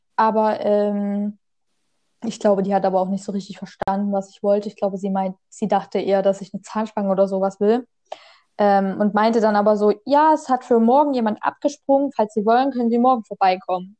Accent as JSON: {"language": "German", "region": "Saxony", "country": "Germany", "said": "ich komme aus Sachsen"}